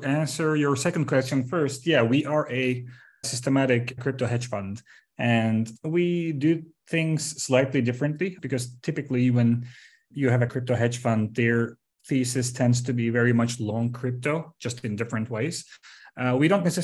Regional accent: Turkey; moved away as an adult; also born or lived in London; I was born and raised in Turkey, and then I studied here in Istanbul

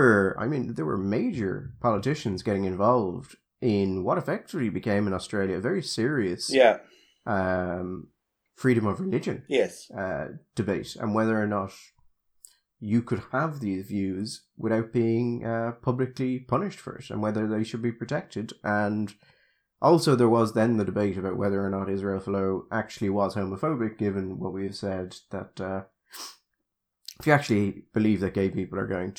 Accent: Dublin, Leinster, Ireland; I'm originally from Dublin, you can tell

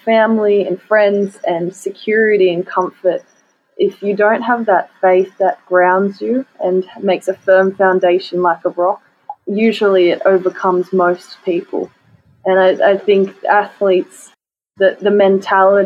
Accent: Australia; as an Australian athlete

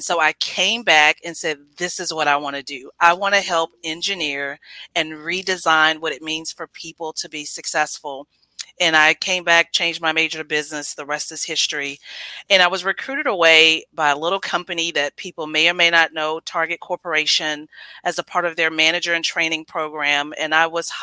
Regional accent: Houston, Texas, United States; born and raised in Houston, Texas, to the Bell family.

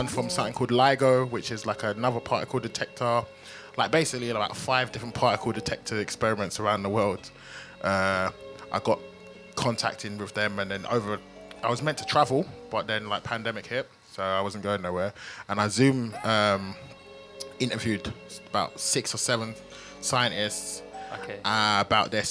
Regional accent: London, United Kingdom; I'm from Lewisham, and back in the day it was like there was this gang, the whole gang culture, right? I don't know what it's like now, but when I was growing up, it was pretty bad.

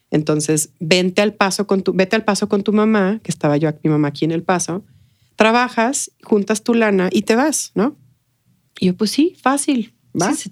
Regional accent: El Paso, Texas, United States; also born or lived in Mexico City, Mexico / McAllen, United States / Brownsville, United States; nací en la Ciudad de México, eh, al año nos fuimos a vivir a McAllen, de McAllen a Brownsville y luego del Brownsville al Paso.

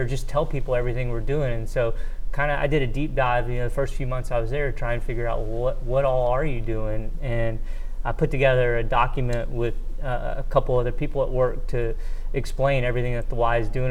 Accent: Shreveport, Louisiana, United States; I grew up in Shreveport

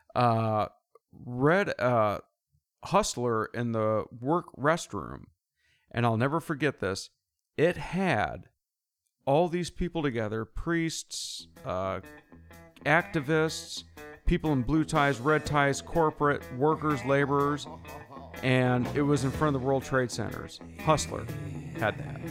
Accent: United States; growing up in America

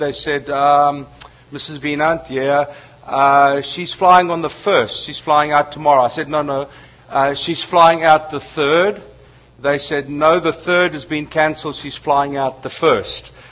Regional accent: South Africa; as a South African

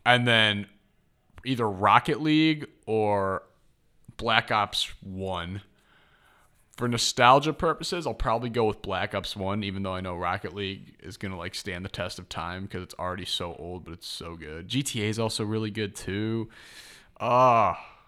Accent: Chicago, Illinois, United States; also born or lived in Kansas; I was from Chicago

